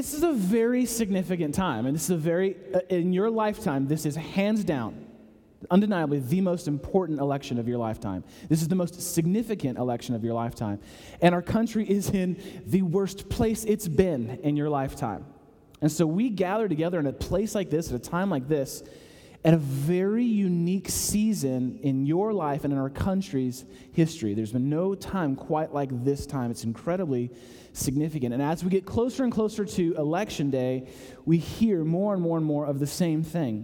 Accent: Chicago, Illinois, United States; now in Atlanta, United States; I'm from Chicago

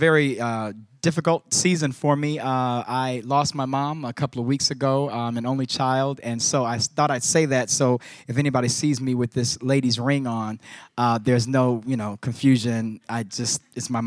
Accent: Chicago, Illinois, United States; moved away; here in Chicago, my hometown

